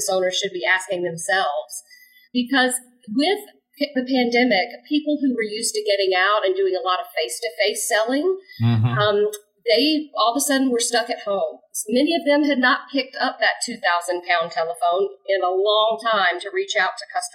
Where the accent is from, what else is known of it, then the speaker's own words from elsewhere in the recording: Jacksonville, Florida, United States; right here in my hometown, Jacksonville, Florida